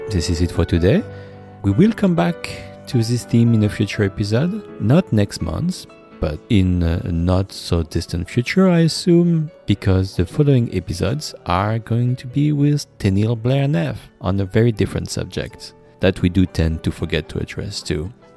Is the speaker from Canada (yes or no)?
no; France; now in United States; I'm from France